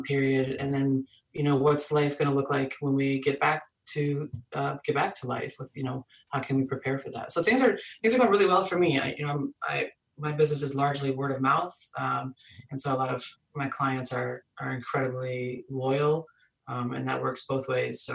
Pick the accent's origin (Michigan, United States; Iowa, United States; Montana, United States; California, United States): Michigan, United States; moved away as an adult; now in Boston, United States; I was born and raised in Michigan